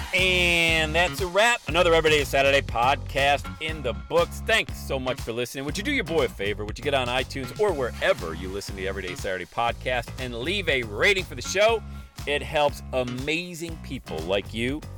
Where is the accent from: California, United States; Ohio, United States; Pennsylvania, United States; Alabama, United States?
Pennsylvania, United States; Bradford; moved away; also born or lived in Buffalo / Cincinnati; growing up in Bradford, P